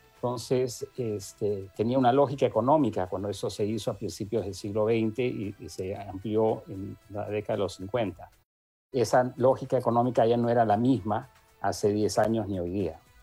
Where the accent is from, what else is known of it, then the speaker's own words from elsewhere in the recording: Peru; somos todos los peruanos